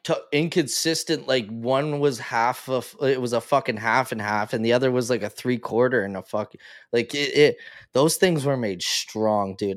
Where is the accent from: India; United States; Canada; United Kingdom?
Canada; as a Canadian, like, I'm a very proud Canadian